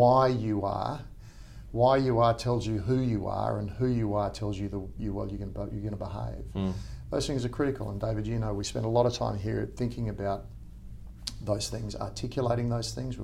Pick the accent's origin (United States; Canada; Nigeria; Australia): Australia; Perth, Western Australia; moved away as an adult; also born or lived in Sydney; I'm from Perth originally